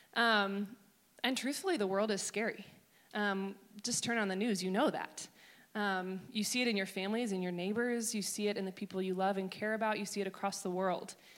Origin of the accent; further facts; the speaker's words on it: Maryland, United States; I grew up in Maryland